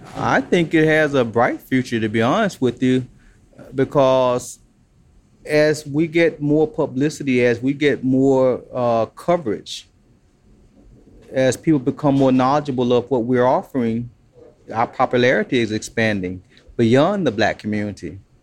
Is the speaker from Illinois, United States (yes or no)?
yes; Chicago, Illinois, United States; also born or lived in Alabama; as a kid growing up in Chicago, we always went to the White Sox game